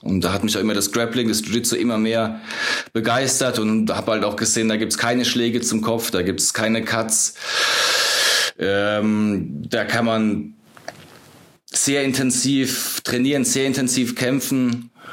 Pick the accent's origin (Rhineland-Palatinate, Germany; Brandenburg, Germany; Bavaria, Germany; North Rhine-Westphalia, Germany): Rhineland-Palatinate, Germany; Ludwigshafen; moved away as an adult; also born or lived in England; now in Munich, Germany; Also ich bin in Ludwigshafen am Rhein groß geworden, so im Südwesten von Deutschland